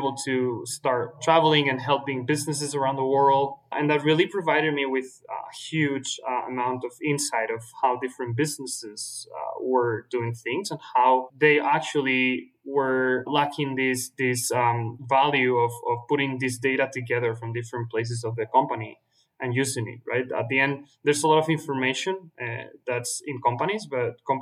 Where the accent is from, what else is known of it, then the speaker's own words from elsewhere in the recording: Valencia, Valencian Community, Spain; I'm originally from Valencia, Spain. It's a city on the east coast of Spain.